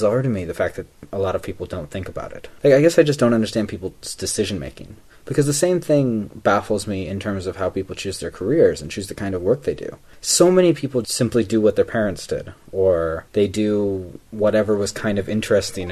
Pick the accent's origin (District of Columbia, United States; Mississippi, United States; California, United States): California, United States; Los Angeles; moved away as an adult; also born or lived in France / South Korea; I moved back to my hometown, right? And granted, it's Los Angeles